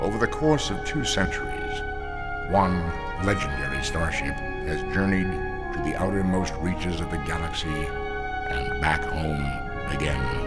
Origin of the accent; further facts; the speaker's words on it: Mexico City, Mexico; I'm from Mexico City